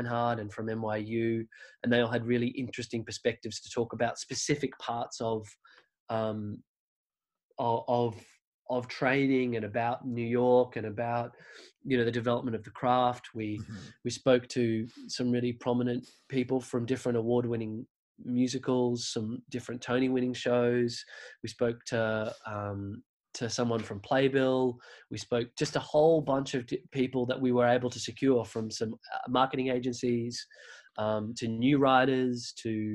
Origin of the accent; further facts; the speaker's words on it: Australia; I'm this guy from Australia.